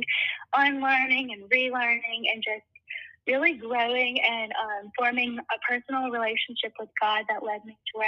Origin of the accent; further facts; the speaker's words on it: South Mississippi, United States; I'm from South Mississippi.